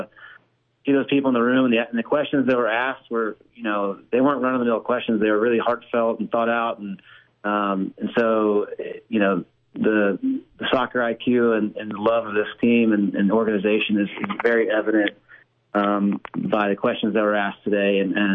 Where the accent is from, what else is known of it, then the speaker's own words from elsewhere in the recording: Texas, United States; but you wouldn't know that I'm from Texas, I guess, by the accent.